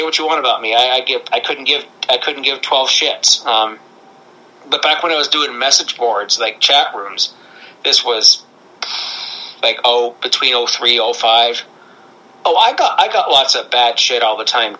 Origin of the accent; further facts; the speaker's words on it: Canada; I'm Canadian